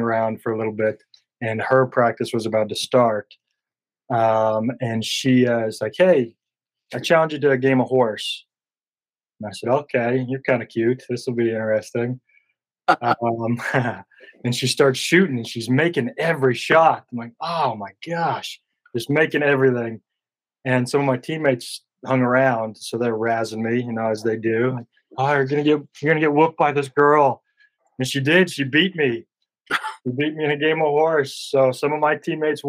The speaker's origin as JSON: {"language": "English", "town": "Huntsville", "region": "Utah", "country": "United States", "tie": "born or raised there", "accent": "country drawl", "moved": "yes", "lives_now": "Port Angeles, United States", "said": "my hometown in Huntsville"}